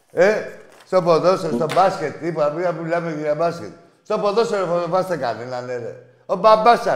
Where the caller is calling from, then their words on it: Larissa, Thessaly, Greece; από τη Λάρισα.